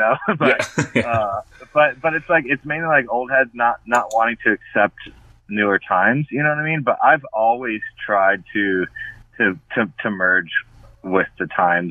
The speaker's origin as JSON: {"language": "English", "region": "Florida", "country": "United States", "tie": "born or raised there", "said": "I grew up in Florida"}